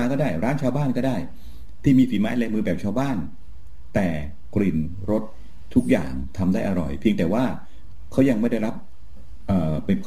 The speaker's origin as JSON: {"language": "Thai", "region": "Rayong", "country": "Thailand"}